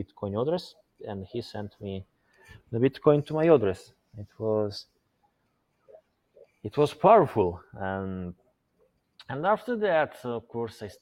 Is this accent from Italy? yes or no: yes; Italy; moved away as an adult; now in Malta; I was born in Italy 34 years ago. I spent last 10 years in Malta